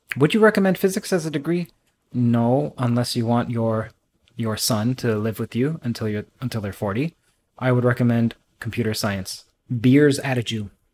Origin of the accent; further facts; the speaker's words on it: Trinidad & Tobago; I'm from Trinidad